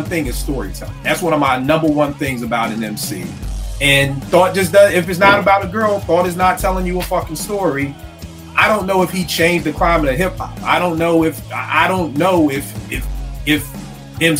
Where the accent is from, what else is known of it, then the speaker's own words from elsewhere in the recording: Philadelphia, Pennsylvania, United States; I grew up in West Oak Lane, Philly, living with my grandmother until I was in fourth grade.